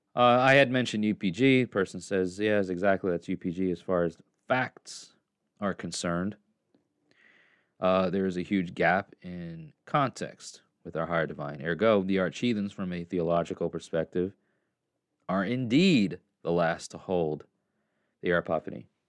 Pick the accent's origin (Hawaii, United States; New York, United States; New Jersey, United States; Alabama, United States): New York, United States; now in Tennessee, United States; I'm from New York and I live in Tennessee